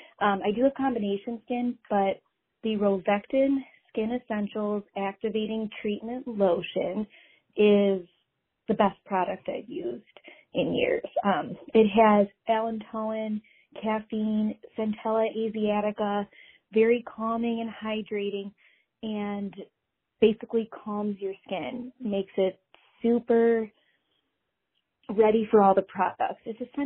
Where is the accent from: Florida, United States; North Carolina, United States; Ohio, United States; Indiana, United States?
Ohio, United States; Cleveland; Hi, ladies. … I'm from Cleveland, Ohio.